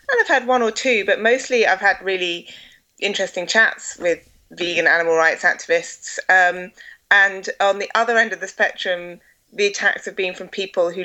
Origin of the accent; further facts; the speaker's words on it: Essex, East of England, United Kingdom; now in Scotland, United Kingdom; I grew up in Essex, but my family are all from Scotland, so I've moved back to Scotland.